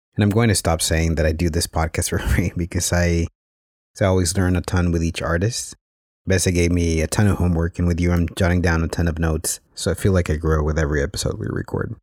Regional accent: Mexico; growing up in Mexico

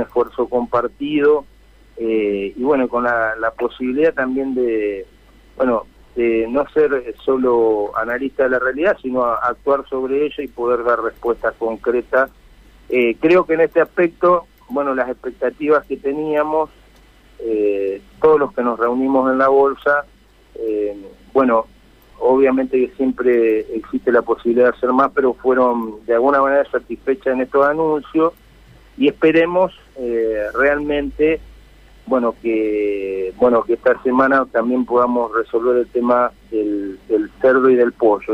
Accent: Felicia, Santa Fe, Argentina; soy de un sector eh, productivo, soy nacido en Felicia, que es una zona tambera

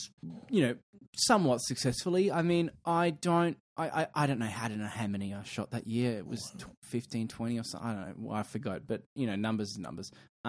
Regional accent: Queensland, Australia; I'm from Queensland, and I'm from the future.

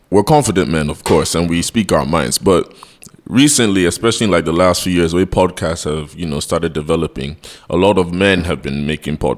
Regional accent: Nigeria; we're Nigerian men doing a podcast, so already there's a stigma on our back

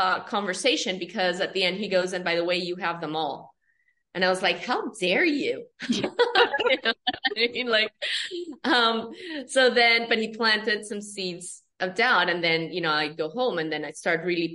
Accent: Colombia; I'm from Colombia, South America

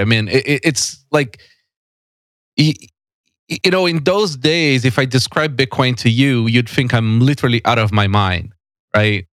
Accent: São Paulo, Brazil; moved away as an adult; now in Canada; I was born and raised in São Paulo

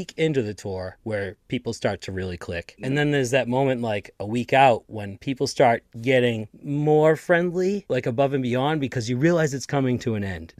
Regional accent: Boston, Massachusetts, United States; Dude, I'm from Boston, man. We don't have to put chains on our tires here.

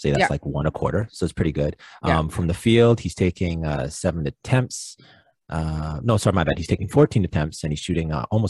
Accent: Canada; being a Canadian

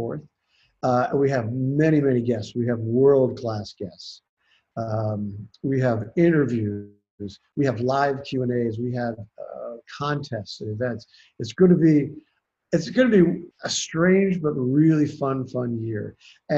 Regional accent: Worthington, Ohio, United States; also born or lived in Columbus, Ohio / Santa Cruz Mountains, California; I grew up in Worthington

